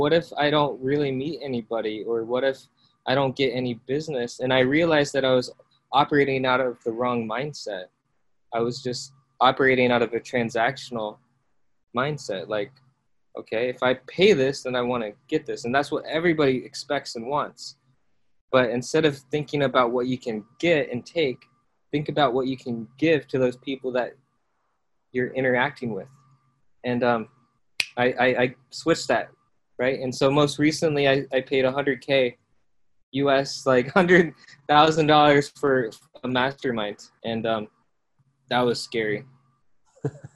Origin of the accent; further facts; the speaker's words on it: Iowa, United States; also born or lived in South Korea; I was born in South Korea and then adopted by my parents in the States. And then I grew up in Iowa